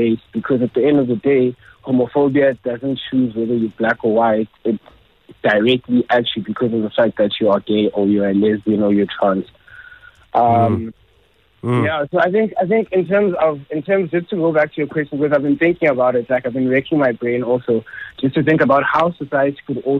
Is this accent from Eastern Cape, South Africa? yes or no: yes; Eastern Cape, South Africa; I'm Xhosa, and I'm from the Eastern Cape